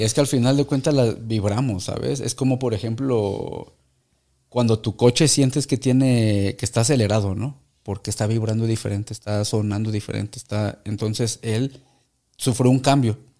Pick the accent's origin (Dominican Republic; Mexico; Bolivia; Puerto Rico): Mexico; lo que hacemos los mexicanos cuando vamos al mundial